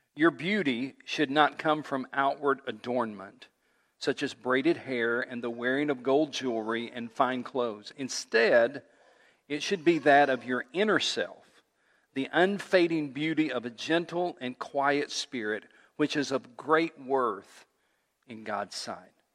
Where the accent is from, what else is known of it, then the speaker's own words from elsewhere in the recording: East Tennessee, United States; I grew up in East Tennessee